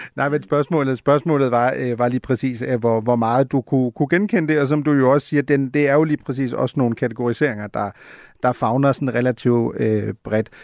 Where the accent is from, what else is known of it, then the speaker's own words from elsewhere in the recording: Germany; now in Copenhagen, Denmark; som en, der er født og opvokset i Tyskland